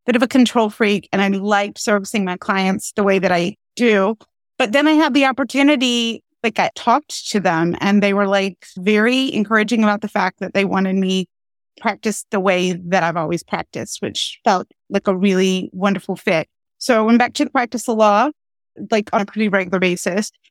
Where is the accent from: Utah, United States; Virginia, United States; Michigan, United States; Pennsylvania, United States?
Pennsylvania, United States; And then Pennsylvania, my home state, took a very different approach.